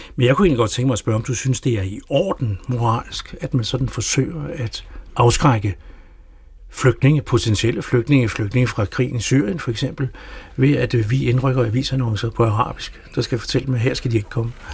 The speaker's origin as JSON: {"language": "Danish", "country": "Denmark", "said": "som danskere"}